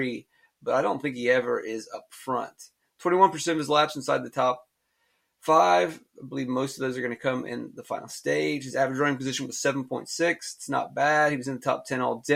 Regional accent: North Carolina, United States; I was North Carolina. We have Five Guys

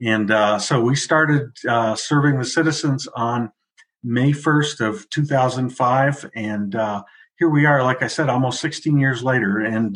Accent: Buena Vista, Colorado, United States; moved away as an adult; also born or lived in Denver metro area, Colorado; now in Grand County, United States; I'm actually a Colorado native. I grew up in Buena Vista, which is the correct way to pronounce that. My family homesteaded there back in the 1880s, so we have a lot of history there.

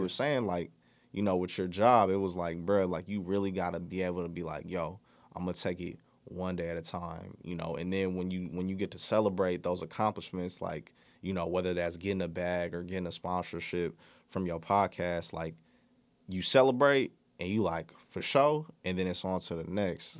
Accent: Bay Area, California, United States; I'm from the Bay Area

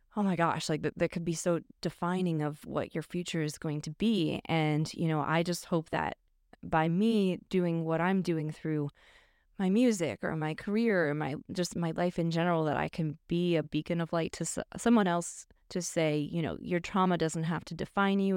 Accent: northwest suburbs of Chicago, Illinois, United States; moved away; still a Chicago suburb. So, yeah. but yeah, I grew up there

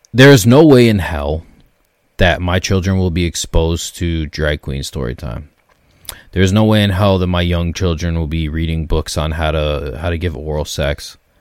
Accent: Canada; as a Canadian

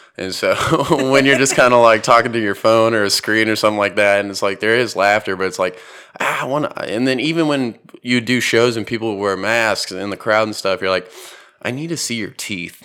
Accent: Houston, Texas, United States; growing up in Houston

